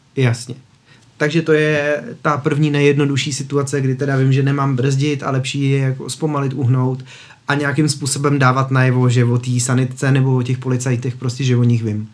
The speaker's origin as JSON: {"language": "Czech", "country": "Czechia", "said": "my jako Češi"}